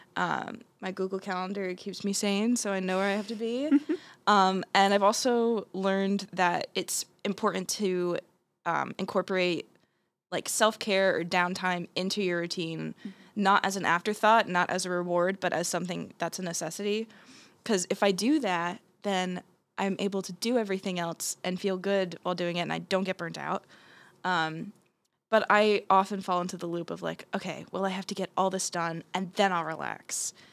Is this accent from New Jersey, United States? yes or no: yes; Blairstown, New Jersey, United States; I'm from uh, Blairstown, New Jersey.